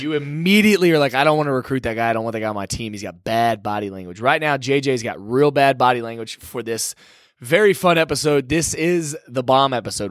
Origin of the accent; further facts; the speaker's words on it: Dallas, Texas, United States; I'm from Dallas